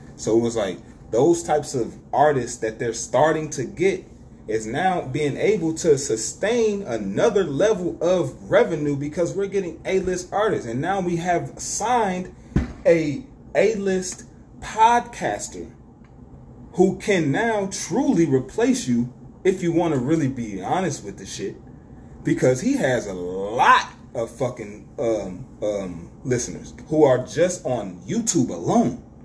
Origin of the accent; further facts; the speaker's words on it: Detroit, Michigan, United States; I'm from Detroit